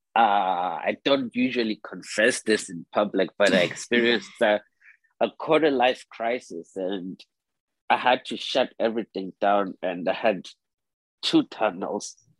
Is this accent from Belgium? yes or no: no; Zimbabwe; moved away as an adult; also born or lived in South Africa / Harlem, New York; now in New York, United States; I was born and raised in Zimbabwe, but my father naturalized into a South African. So I spent most of my childhood in between both Zimbabwe and South Africa.